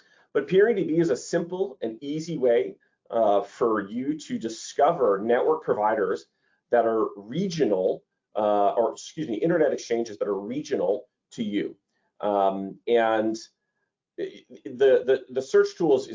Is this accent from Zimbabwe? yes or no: no; Toronto, Ontario, Canada; Toronto, Canada. It's my hometown. It's where I grew up.